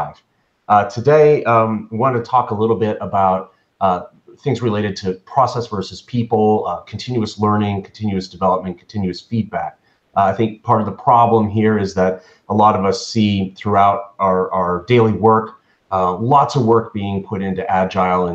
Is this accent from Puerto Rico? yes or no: no; Canada; I'm Canadian